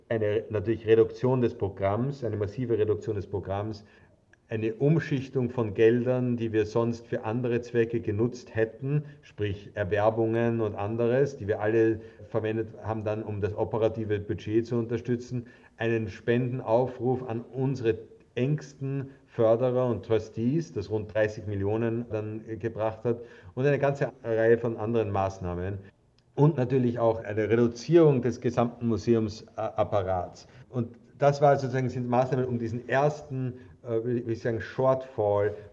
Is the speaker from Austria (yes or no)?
yes; Austria; also ich habe es zumindest gesehen als stolzer Österreicher